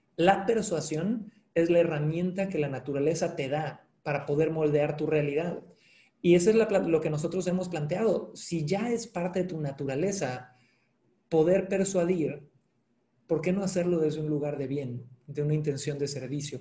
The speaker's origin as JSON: {"language": "Spanish", "town": "Cancún", "region": "Quintana Roo", "country": "Mexico", "tie": "born or raised there", "said": "yo nací en Cancún, eh, de padre chileno, madre mexicana"}